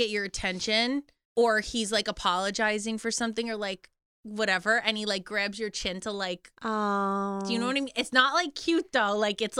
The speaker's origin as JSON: {"language": "English", "region": "New Jersey", "country": "United States", "said": "how does nobody know we're all from Jersey?"}